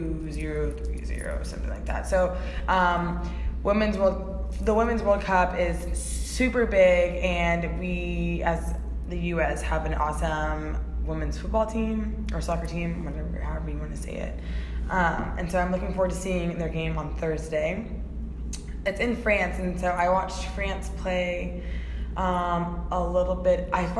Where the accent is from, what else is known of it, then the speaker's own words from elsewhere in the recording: United States; because we're American